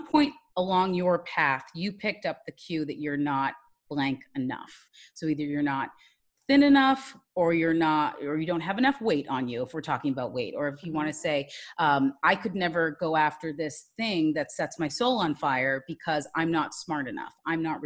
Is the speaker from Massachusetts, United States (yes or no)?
yes; Massachusetts, United States; now in Washington, D.C., United States; I am originally from Massachusetts, but now currently live in Washington, D.C.